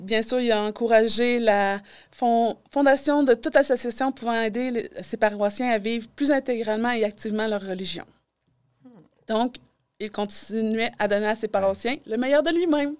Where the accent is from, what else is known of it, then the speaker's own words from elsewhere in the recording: Quebec City, Quebec, Canada; moved away as an adult; now in Amos, Canada; je suis originaire de Québec.